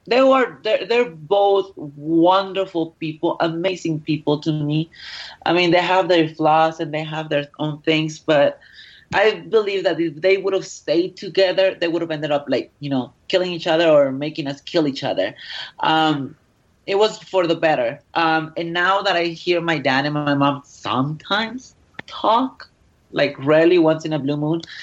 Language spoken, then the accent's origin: English; Mexico; I am Mexican